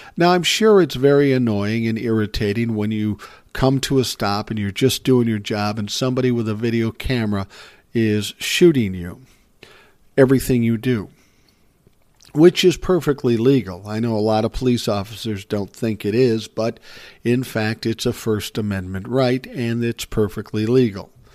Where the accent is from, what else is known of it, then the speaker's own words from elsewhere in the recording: Minnesota, United States; he's from my home state